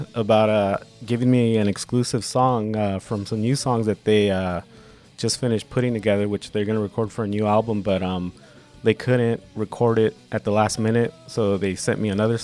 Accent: Los Angeles, California, United States; my parents were Mexican immigrants here in L.A., and, you know, I was born here in California, so I grew up speaking both languages

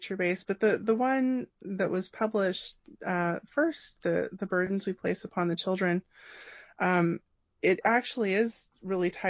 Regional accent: Gilroy, California, United States; I grew up in Gilroy, California.

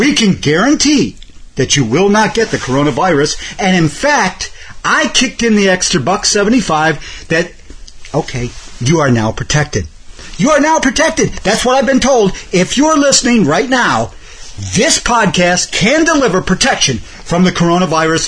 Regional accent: Cleveland, Ohio, United States; now in Detroit, United States; I was born in fucking Cleveland

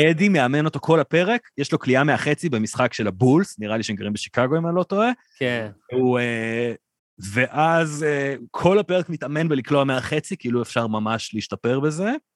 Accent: Ra'anana, Central District, Israel; החבר'ה שגדלנו שם

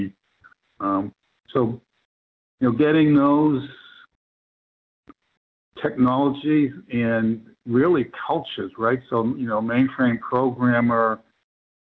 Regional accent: Boston, Massachusetts, United States; I'm from Boston originally

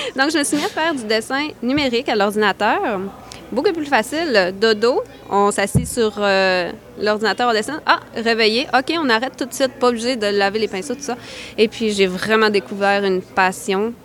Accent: Côte-Nord, Quebec, Canada; je suis originaire de la Côte-Nord

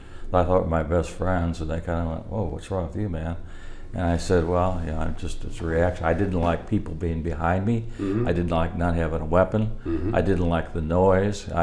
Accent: Kirkwood, Missouri, United States; I'm from Kirkwood, St. Louis

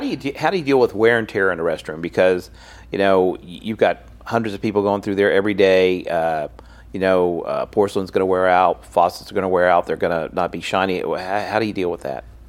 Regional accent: Louisiana, United States; in my home state

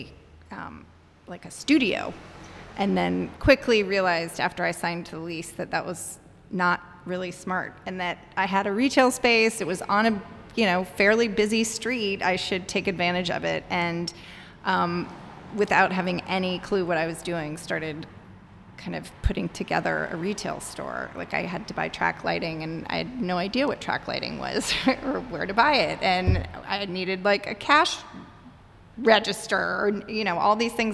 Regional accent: Atlanta, Georgia, United States; moved away as an adult; also born or lived in Miami, Florida / Washington, District of Columbia, United States; now in Chicago, United States; I grew up in the South in Atlanta, Miami in Atlanta, and moved to Chicago in 2000 for a job

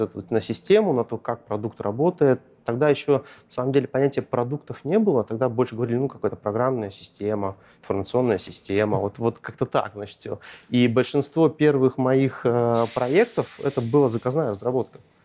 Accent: Shiroky Priluk, Arkhangelsk Oblast, Russia; moved away as an adult; also born or lived in Saint Petersburg; я родом из Архангельской области, небольшого лесного рабочего поселка Широкий Прилук

